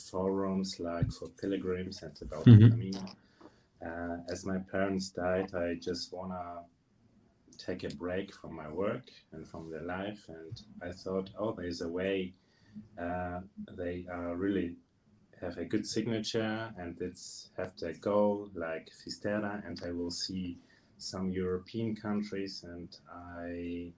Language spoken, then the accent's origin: English; Dushanbe, Tajikistan; now in Munich, Germany; Yeah, I'm 39 years old. I was born in Dushanbe. It's in Tajikistan.